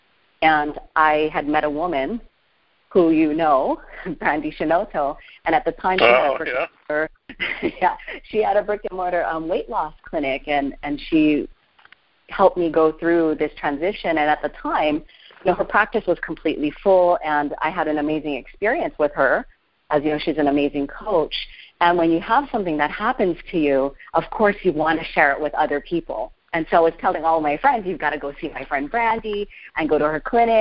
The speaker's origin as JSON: {"language": "English", "area": "Oahu", "region": "Hawaii", "country": "United States", "tie": "born or raised there", "said": "I was born and raised on Oahu in Hawaii."}